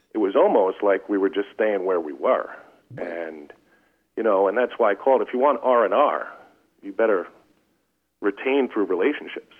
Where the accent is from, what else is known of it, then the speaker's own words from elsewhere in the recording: Long Island, New York, United States; we're from Long Island, so there's lots of coast around here